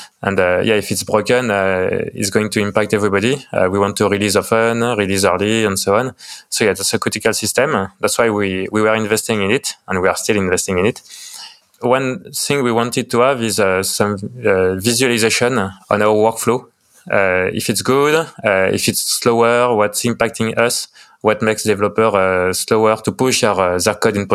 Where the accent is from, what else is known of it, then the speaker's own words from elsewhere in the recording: France; accent: French; English is a second language; I'm from France, as you can tell from my lovely French accent.